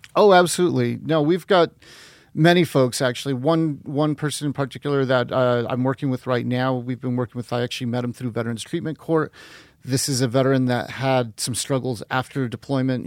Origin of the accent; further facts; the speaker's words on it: northern New Mexico, United States; also born or lived in Guatemala; we came up when I was six months old and then grew up in northern New Mexico